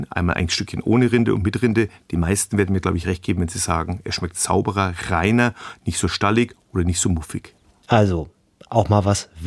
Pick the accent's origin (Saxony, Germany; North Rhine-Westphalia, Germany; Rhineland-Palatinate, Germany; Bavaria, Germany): Bavaria, Germany; ich komme hier aus Franken und wir Franken sind ein bisschen den Schwaben ähnlich.